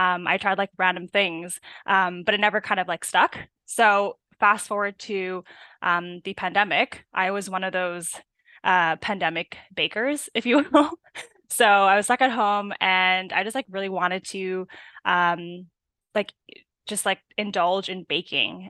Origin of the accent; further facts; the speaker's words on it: Burnaby, British Columbia, Canada; I'm, uh, from Burnaby, born